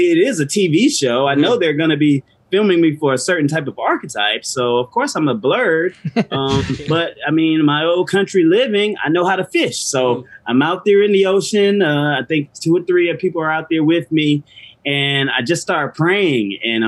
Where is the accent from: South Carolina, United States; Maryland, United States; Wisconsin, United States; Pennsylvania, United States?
South Carolina, United States; Orangeburg; I'm from South Carolina, which is like a country spot in Orangeburg.